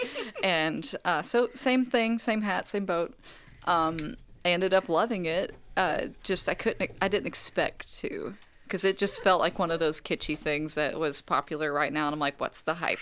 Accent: United States; I am an American, I am not a Korean

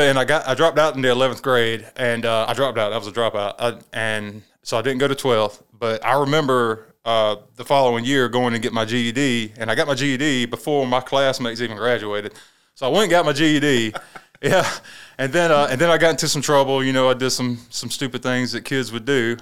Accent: Saluda, South Carolina, United States; I'm from Saluda. I grew up down there, uh, around ramp three and ramp four. That's actually Saluda County.

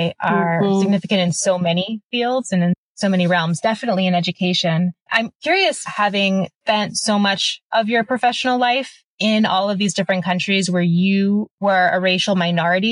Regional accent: United States; moved away as an adult; now in Italy; We're both American.

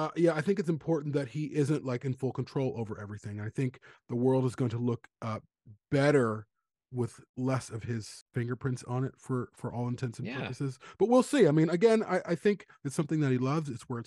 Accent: Chicago, Illinois, United States; shot in Chicago. Check it out. Cool. My hometown.

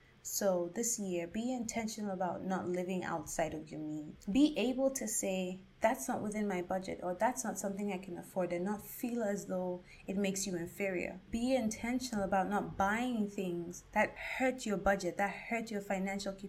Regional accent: Ghana; myself as a Ghanaian and an African

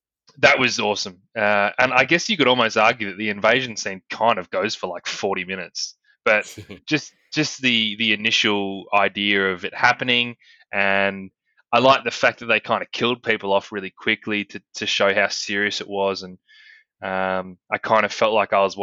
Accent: Australia; We're Australian

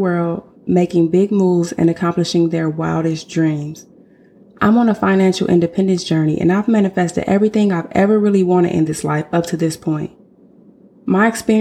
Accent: Flint, Michigan, United States; moved away as an adult; also born or lived in Southern California; now in Texas, United States; I'm originally from Flint, Michigan. I was born and raised in Flint before relocating all over the world

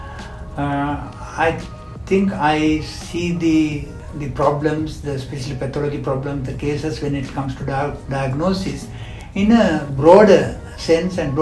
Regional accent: Sri Lanka; moved away as an adult; also born or lived in United Kingdom; now in Malaysia; I'm from Sri Lanka

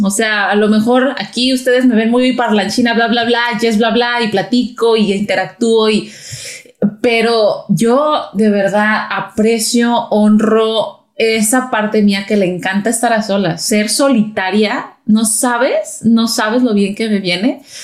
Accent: Mexico; somos mexicanas las dos

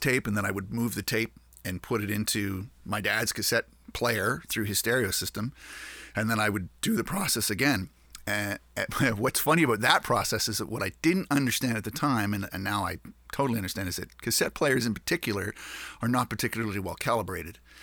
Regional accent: Canada; we're Canadian

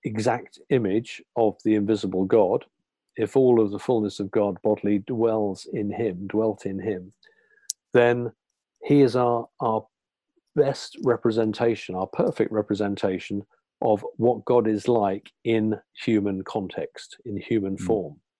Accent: United Kingdom; our British background, our educational background

